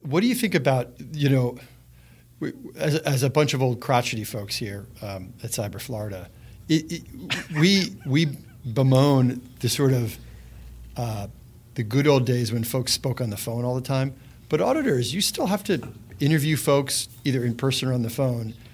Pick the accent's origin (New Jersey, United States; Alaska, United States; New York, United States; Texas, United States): New Jersey, United States; as a guy from New Jersey.